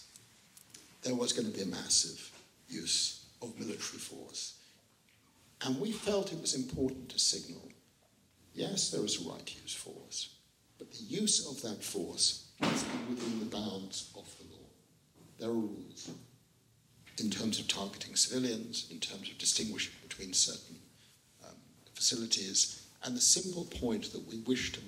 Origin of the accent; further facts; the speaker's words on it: United Kingdom; we are British Jewish lawyers